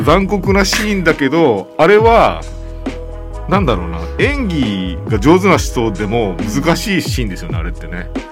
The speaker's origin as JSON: {"language": "Japanese", "region": "Kyushu", "country": "Japan", "tie": "born or raised there", "said": "僕九州生まれなんです生まれたのは九州で"}